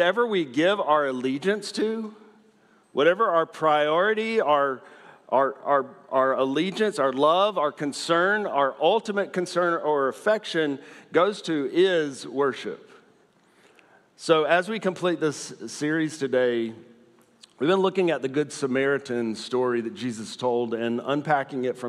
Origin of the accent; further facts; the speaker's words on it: the South, United States; I'm from the South